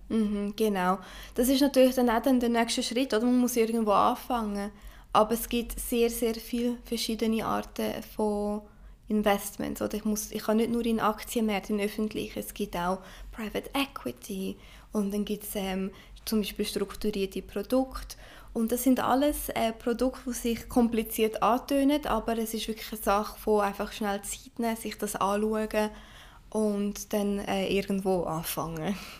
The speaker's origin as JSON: {"language": "German", "country": "Switzerland", "also_born_or_lived": "Brazil", "said": "Ich äh, bin Schweizer Brasilianerin und sehr, sehr stolz darauf"}